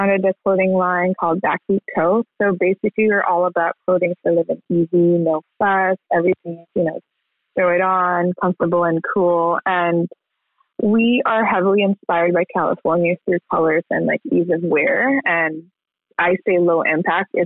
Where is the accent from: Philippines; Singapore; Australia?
Philippines; moved away as an adult; also born or lived in San Francisco, United States; now in Los Angeles, United States; I am born and raised in the Philippines. I only moved to the U.S. when I, like 10 years ago